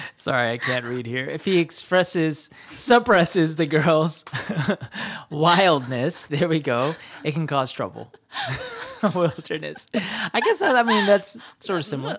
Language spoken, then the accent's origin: English; United States; growing up in the States